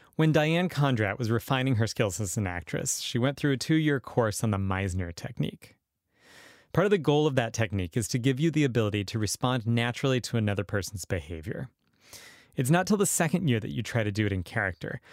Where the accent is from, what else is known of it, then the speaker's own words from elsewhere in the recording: Western Massachusetts, United States; moved away as an adult; now in Southern Indiana, United States; I grew up in Western Massachusetts